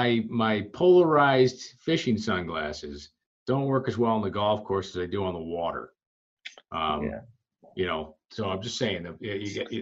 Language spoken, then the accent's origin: English; Buffalo, New York, United States; When I told him I'm from Buffalo